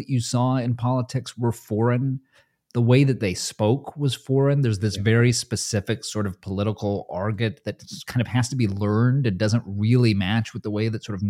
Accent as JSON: {"language": "English", "region": "California", "country": "United States", "said": "This is the first time I had ever gone to the Northeast because I'm from Southern California originally."}